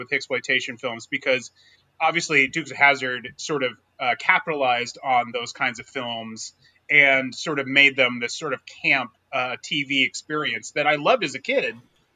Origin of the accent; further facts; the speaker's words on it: United States; we are obviously all American and we grew up in America